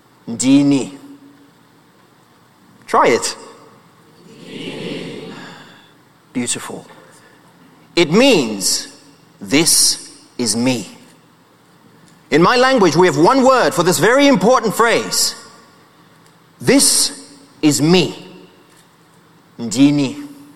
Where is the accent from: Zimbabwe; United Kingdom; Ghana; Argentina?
Zimbabwe; now in Poland; even though I grew up in Zimbabwe, my middle name was a long, winding, complicated Nigerian name, because my father, whom I never knew, was Nigerian.